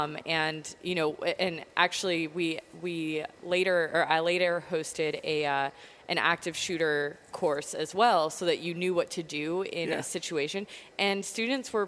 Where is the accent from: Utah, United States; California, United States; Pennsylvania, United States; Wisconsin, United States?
Pennsylvania, United States; Erie; moved away; also born or lived in New York; I grew up in Erie, Pennsylvania.